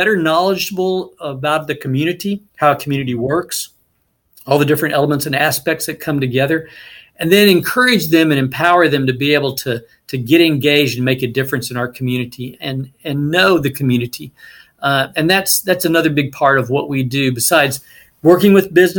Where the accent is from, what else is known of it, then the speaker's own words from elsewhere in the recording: Dallas-Fort Worth area, Texas, United States; moved away as an adult; also born or lived in Utah; I grew up in the Dallas-Fort Worth area in a relatively small community